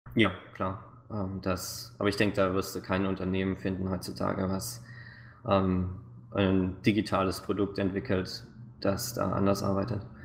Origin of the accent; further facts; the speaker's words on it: near Stuttgart, Baden-Württemberg, Germany; moved away as an adult; now in Vancouver, Canada; ich bin äh, Schwabe, ähm, aufgewachsen in der Nähe von Stuttgart